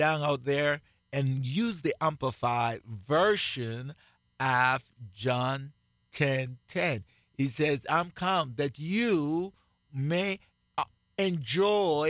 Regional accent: Jamaica; accent: Jamaican; moved away as an adult; I still have my Jamaican accent. Believe that. I live in this country for the last 38 years, and I have not lost my Jamaican accent.

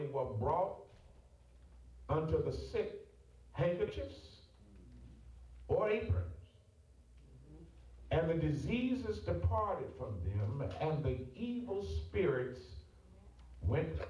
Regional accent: Ohio, United States; also born or lived in Atlanta; I'm from Ohio

